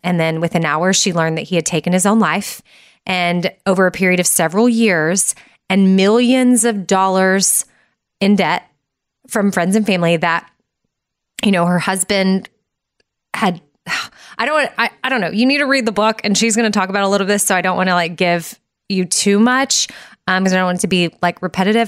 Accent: Austin, Texas, United States; I'm from Austin, born and raised.

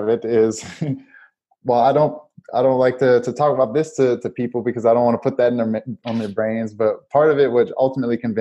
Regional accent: New Orleans, Louisiana, United States; I'm from Louisiana, New Orleans, and so we cook a lot down there. And so I grew up on cooking.

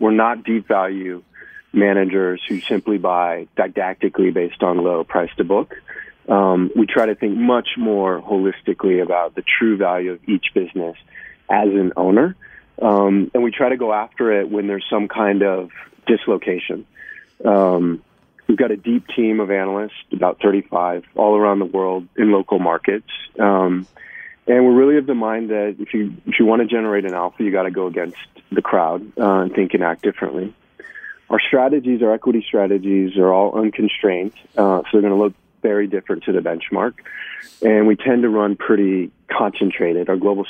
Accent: Illinois, United States; I grew up in Illinois, the south suburbs of Chicago.

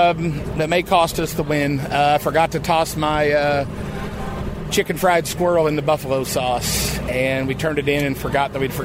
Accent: Kansas City, Missouri, United States; Kansas City, Missouri.

